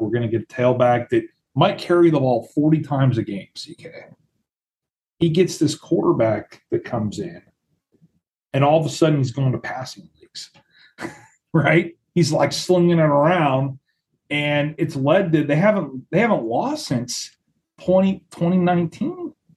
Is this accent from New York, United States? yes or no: no; Foothill, Nevada, United States; I go Foothill one more time. My hometown school